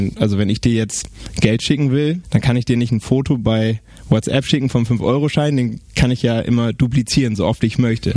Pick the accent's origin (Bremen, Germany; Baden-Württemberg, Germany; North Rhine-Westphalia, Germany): Bremen, Germany; ich bin Bremer